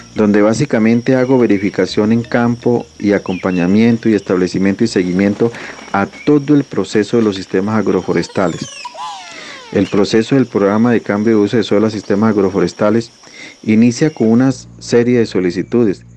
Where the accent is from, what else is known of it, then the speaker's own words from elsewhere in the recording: Colombia; Nací y fui criado en la Sierra Nevada de Santa Marta, hijo de caficultor